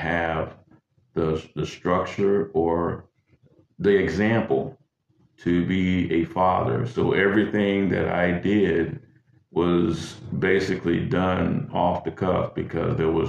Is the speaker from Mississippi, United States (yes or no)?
yes; Greenwood, Mississippi, United States; moved away as an adult; also born or lived in Hopkinsville, Kentucky; I'm from Greenwood, Mississippi. Originally born there, raised there until I enlisted in the military